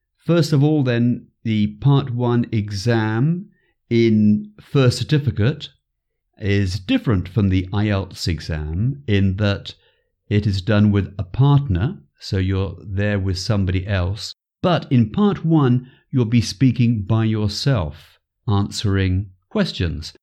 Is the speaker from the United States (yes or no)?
no; near the border with Wales, west of England, United Kingdom; also born or lived in Stratford-upon-Avon; I lived most of my life in the west of England, very close to the border with Wales. But I was born in Stratford upon Avon, where William Shakespeare was born